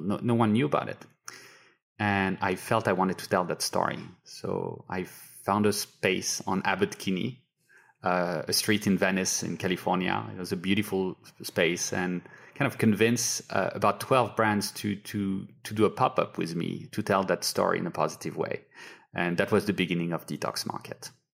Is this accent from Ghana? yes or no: no; France; moved away; I grew up in France where you buy, you know, skincare in a pharmacy